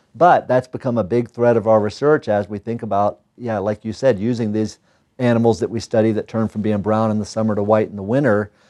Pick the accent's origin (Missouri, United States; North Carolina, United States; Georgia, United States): North Carolina, United States; moved away as an adult; also born or lived in Utah / Michigan / Santa Cruz, California / Idaho; now in Missoula, United States; back east where I grew up in North Carolina